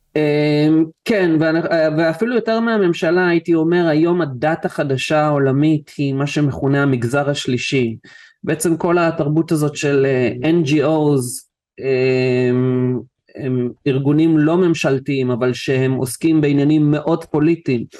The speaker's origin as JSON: {"language": "Hebrew", "country": "Israel", "tie": "born or raised there", "said": "נולדתי בארץ"}